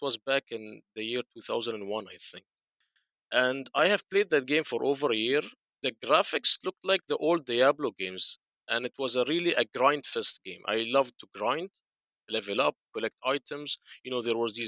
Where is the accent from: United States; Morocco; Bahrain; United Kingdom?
Bahrain; I told them Bahrain.